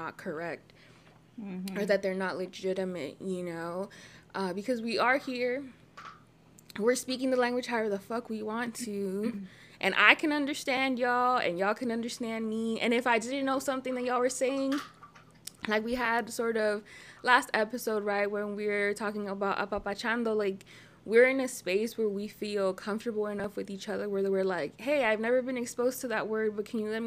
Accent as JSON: {"language": "English", "country": "United States", "tie": "born or raised there", "said": "I lived in the United States and I grew up in America."}